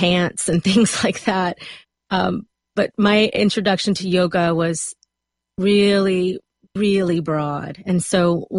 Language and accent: English; South Louisiana, United States; moved away as an adult; also born or lived in South Alabama; now in Los Angeles, United States; Right out of high school, I moved from South Louisiana to South Alabama